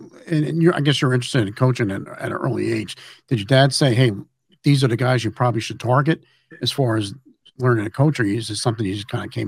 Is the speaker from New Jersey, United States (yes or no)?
yes; Elizabeth, New Jersey, United States; I grew up in Elizabeth.